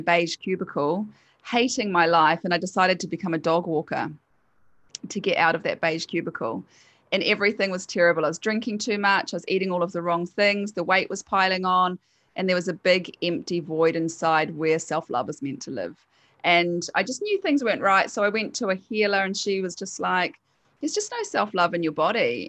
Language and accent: English; New Zealand; accent: Kiwi; also born or lived in United Kingdom / Queensland, Australia; now in Sunshine Coast, Australia; I'm a Kiwi, so that's my accent